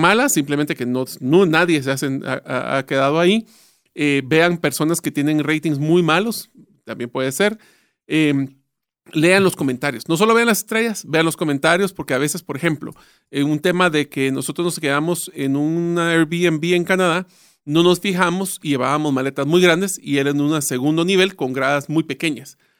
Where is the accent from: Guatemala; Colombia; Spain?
Guatemala; Nosotros ya estamos acostumbrados